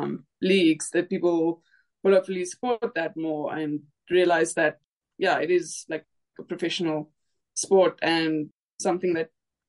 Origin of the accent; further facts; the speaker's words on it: East London, Eastern Cape, South Africa; moved away as an adult; also born or lived in Bloemfontein / Potchefstroom / Klerksdorp / Brisbane; now in Pretoria, South Africa; I grew up in East London, went to school there, so I played for Border. Then I went to study in Bloemfontein, played for Free State.